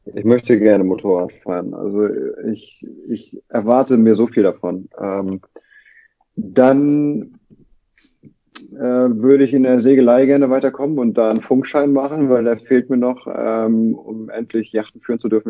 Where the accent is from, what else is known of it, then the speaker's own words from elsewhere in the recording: Lübeck, Schleswig-Holstein, Germany; now in Hamburg, Germany; ich bin ja in Lübeck geboren und aufgewachsen